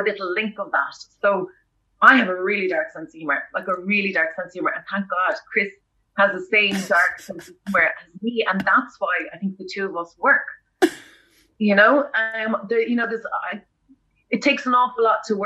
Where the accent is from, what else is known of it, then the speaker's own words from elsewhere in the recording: Roundstone, Connacht, Ireland; moved away; I'm from Roundstone, which is a little fishing village about 40-50 minutes away